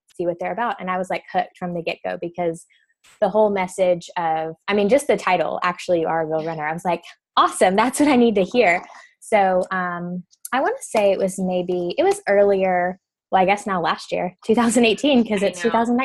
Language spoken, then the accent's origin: English; Birmingham, Alabama, United States; also born or lived in Mobile, Alabama; now in Huntsville, United States; So I'm originally from Mobile, Alabama. I grew up in Birmingham